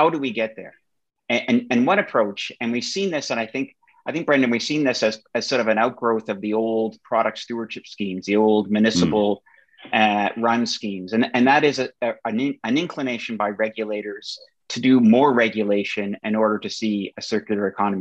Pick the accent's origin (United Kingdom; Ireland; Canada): Canada; my home country of Canada